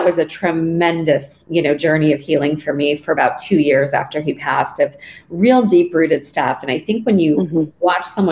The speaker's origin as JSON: {"language": "English", "town": "Los Angeles", "region": "California", "country": "United States", "tie": "born or raised there", "said": "I grew up in Los Angeles."}